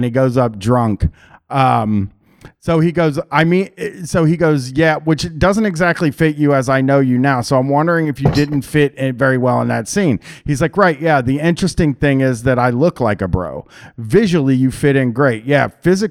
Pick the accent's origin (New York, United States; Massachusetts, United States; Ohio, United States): Massachusetts, United States; Boston; We'd been waiters together growing up in Boston doing comedy.